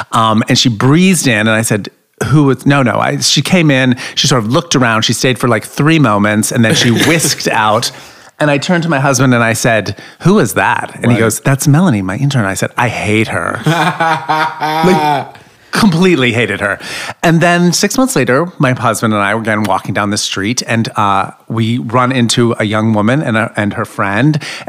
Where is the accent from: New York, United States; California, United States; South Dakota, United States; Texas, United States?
New York, United States; So I'm from New York. I don't know if you said that. I'm a New Yorker.